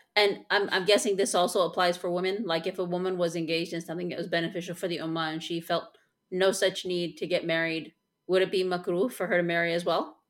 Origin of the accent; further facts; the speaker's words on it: Chicago, Illinois, United States; I am from Chicago